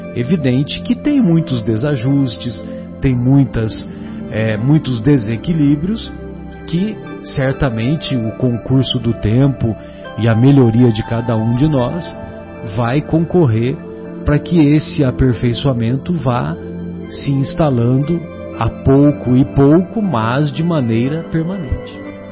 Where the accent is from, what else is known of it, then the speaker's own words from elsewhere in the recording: São José do Rio Pardo, São Paulo, Brazil; lá na minha cidade, São José do Rio Pardo